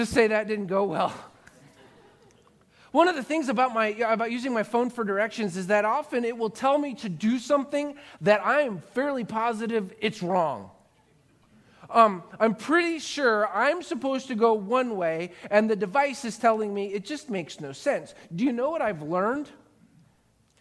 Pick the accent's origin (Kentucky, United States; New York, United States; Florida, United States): Florida, United States; Growing up in Florida